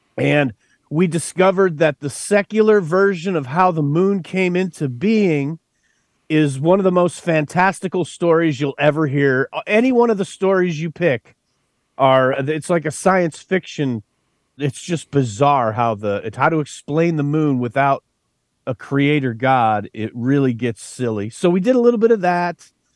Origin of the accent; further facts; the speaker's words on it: West Texas, United States; I grew up out in West Texas